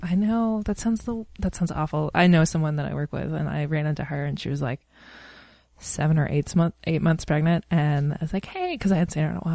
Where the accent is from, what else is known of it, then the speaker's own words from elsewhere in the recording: East Coast, United States; moved away; I'm from the East Coast